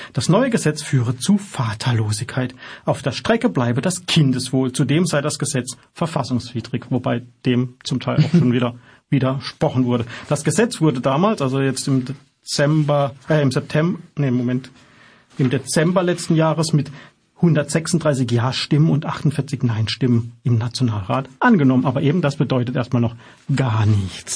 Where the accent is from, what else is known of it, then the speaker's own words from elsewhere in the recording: Germany; uns als Deutsche